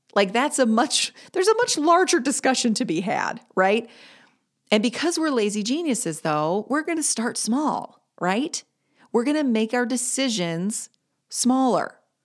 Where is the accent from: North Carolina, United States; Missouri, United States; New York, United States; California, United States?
North Carolina, United States; Greensboro; Greensboro, my hometown